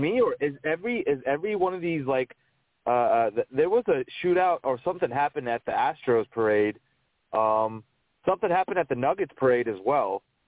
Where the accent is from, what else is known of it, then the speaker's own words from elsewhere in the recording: New Jersey, United States; I'm from New Jersey